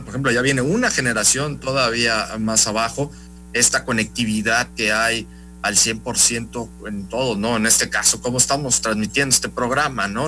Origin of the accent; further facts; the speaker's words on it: Veracruz, Mexico; somos veracruzanos, mexicanos